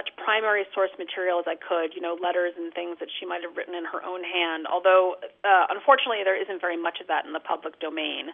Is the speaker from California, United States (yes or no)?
yes; California, United States; also born or lived in outside of Boston; now in Boston area, United States; I'm from California, so I visit California regularly